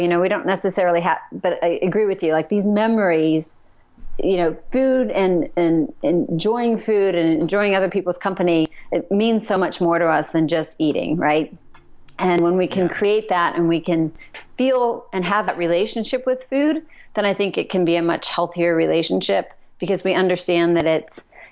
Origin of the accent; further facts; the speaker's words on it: Pennsylvania, United States; now in Kentucky, United States; I'm from Pennsylvania. We're living in Kentucky.